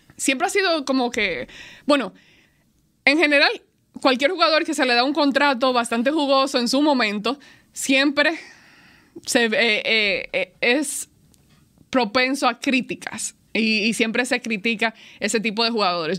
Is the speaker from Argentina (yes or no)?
no; Dominican Republic; sí soy dominicana